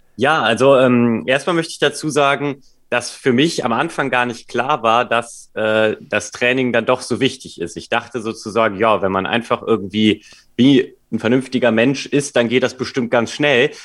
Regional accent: Cologne, North Rhine-Westphalia, Germany; moved away as an adult; now in Hamburg, Germany; ich komme ursprünglich aus Köln

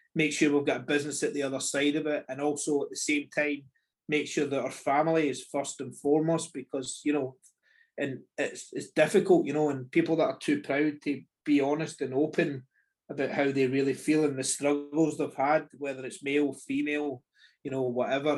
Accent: Scotland, United Kingdom; we're very used to being Scottish

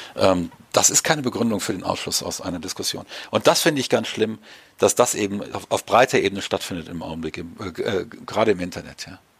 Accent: Germany; Ich darf als Deutscher

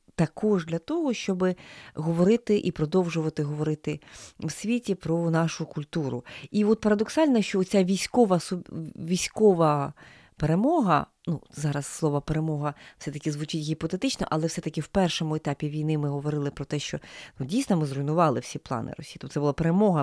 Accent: Ukraine; нас, українців

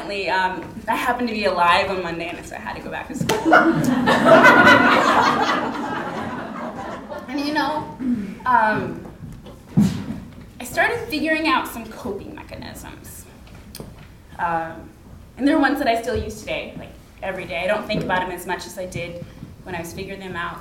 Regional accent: Alaska, United States; I grew up in Alaska

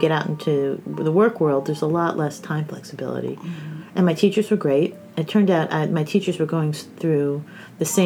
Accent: New Jersey, United States; moved away as an adult; also born or lived in Ithaca, New York / New York; now in Bloomington, United States; I grew up mostly in New Jersey

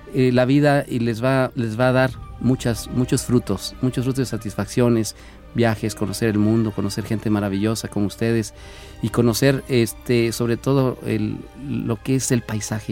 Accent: Fresnillo, Zacatecas, Mexico; moved away; mi ombligo se encuentra en una comunidad muy pequeña, a lo lejos de, ahí en el municipio de Fresnillo, Zacatecas. Se llama San Pedro de Ábrego, allá nací, nací creciendo, crecí sembrando maíz y frijol

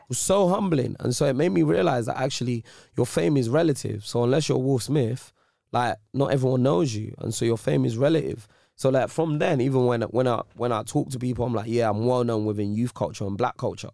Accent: Ends, London, United Kingdom; I'm from Ends. I'm not from Nigeria.

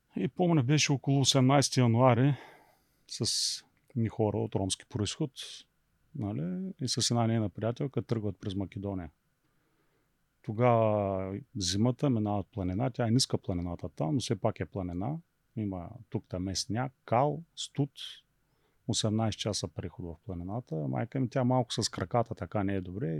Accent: Beloslav, Varna Province, Bulgaria; moved away as an adult; also born or lived in Athens, Greece; Родом съм от Белослав, иначе бизнеса ми е във Варна

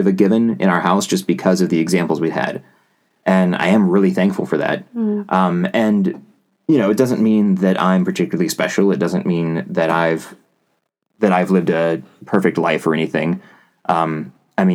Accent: West Virginia, United States; I grew up in West Virginia

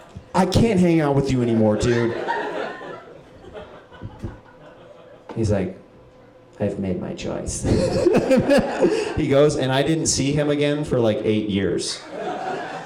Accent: Kansas, United States; moved away; I moved away from Kansas

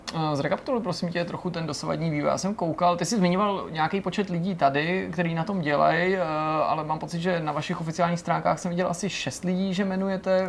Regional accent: Czechia

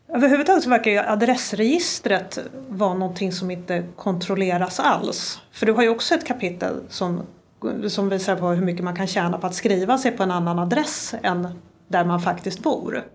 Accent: Sweden; som svensk

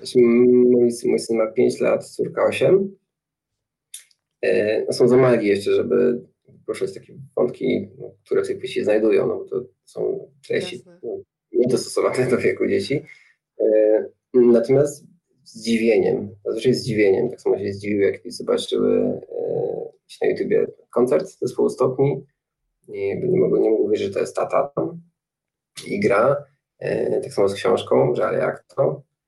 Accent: Nowe Chechło, Silesian Voivodeship, Poland; moved away as an adult; also born or lived in Warsaw; też się wychowałem obok Tarnowskich Gór, w takim miejscu jest Nowe Hechło

